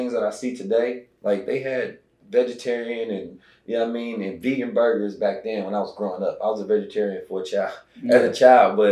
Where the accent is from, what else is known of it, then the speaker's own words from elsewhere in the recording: Oakland, California, United States; moved away; also born or lived in St. Louis, Missouri; I was born in St. Louis, but I was raised in Oakland